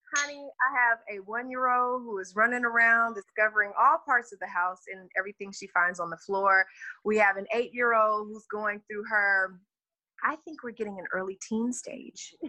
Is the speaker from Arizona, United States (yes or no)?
no; Texas, United States; I know I'm from the South. I'm from Texas all day